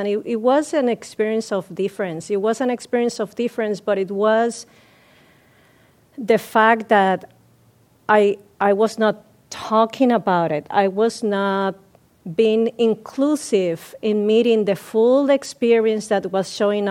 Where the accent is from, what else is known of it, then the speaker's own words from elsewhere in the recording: Puerto Rico; moved away; I'm from Puerto Rico, and my cultural heritage comes from the African, the Spaniard, and the indigenous people